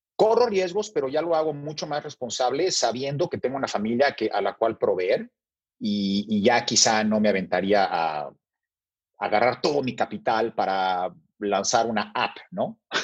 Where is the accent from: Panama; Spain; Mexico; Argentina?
Mexico; nací en México y fui criado en México, luego viví unos meses en Brasil con mi mamá